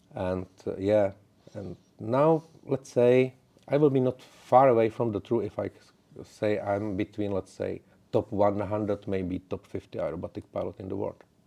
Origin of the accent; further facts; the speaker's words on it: Czechia; English is a second language; I'm from the Czech Republic